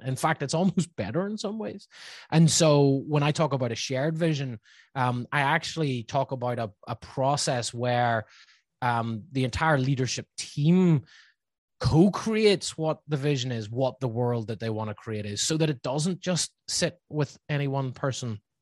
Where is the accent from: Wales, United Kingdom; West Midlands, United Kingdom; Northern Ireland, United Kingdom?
Northern Ireland, United Kingdom; accent: Northern Irish; now in Laguna Beach, United States; my somewhat still there Northern Irish accent